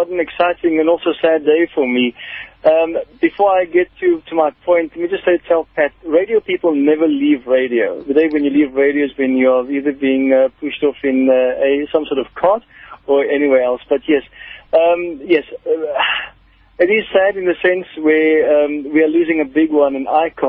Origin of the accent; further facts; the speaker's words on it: Cape Town, Western Cape, South Africa; moved away as an adult; also born or lived in Johannesburg; came back home to do my show in Cape Town.